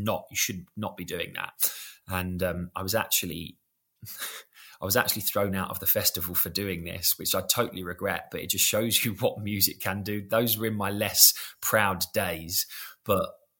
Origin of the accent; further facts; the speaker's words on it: London, United Kingdom; we're from South London.